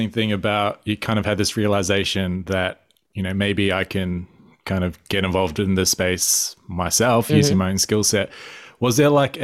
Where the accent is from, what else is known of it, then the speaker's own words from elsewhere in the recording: Australia; also born or lived in New Zealand; I'm not an Aussie myself. I'm from New Zealand, but grew up pretty much in Australia